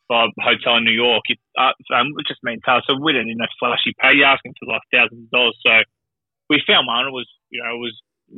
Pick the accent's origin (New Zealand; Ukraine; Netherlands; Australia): Australia; moved away; people figure out that I'm Australian